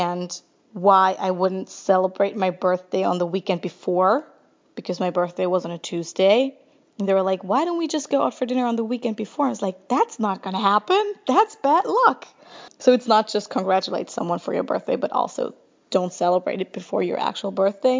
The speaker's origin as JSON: {"language": "English", "area": "near Frankfurt", "region": "Hesse", "country": "Germany", "tie": "born or raised there", "said": "I grew up near Frankfurt, Germany."}